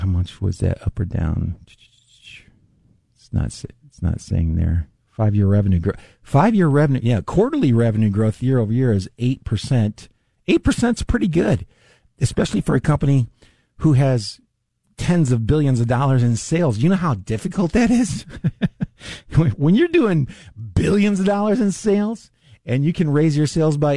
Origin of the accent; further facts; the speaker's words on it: the South, United States; moved away; I'm from the South